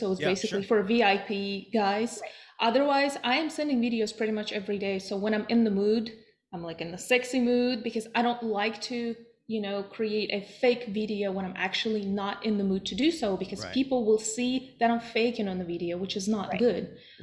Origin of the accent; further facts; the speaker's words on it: Russia; now in United States; I'm originally from Russia.